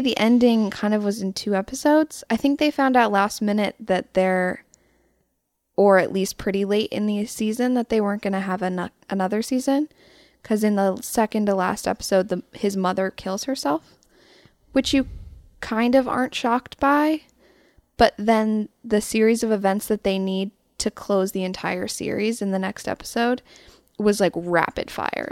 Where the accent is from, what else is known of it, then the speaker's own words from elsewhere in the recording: Louisville, Colorado, United States; I'm from Louisville, which is a suburb in Boulder County